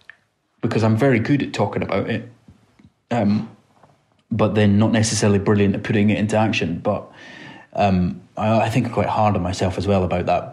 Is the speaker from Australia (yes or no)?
no; England, United Kingdom; I'm actually as English as they come.